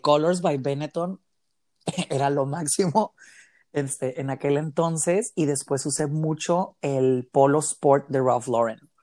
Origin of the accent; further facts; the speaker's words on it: Mexicali, Baja California, Mexico; que soy originario aquí de Mexicali, Baja California